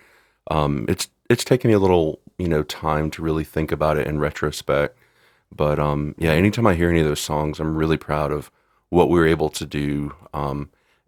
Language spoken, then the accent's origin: English; the South, United States; the area I grew up in the South